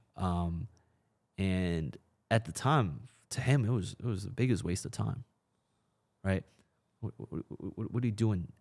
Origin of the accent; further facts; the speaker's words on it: China; now in United States; I was born in China